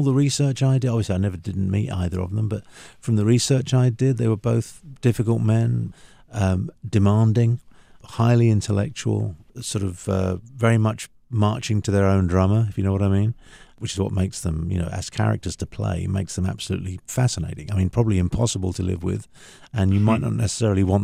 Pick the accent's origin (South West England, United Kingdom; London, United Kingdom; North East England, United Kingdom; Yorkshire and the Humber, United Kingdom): London, United Kingdom; moved away; I grew up born and raised, you know, born, bred and buttered in London, in the UK, and that was home for many, many years.